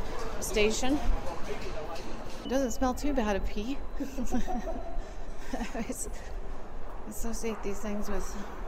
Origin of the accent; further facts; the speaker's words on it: Minnesota, United States; We're from Minnesota.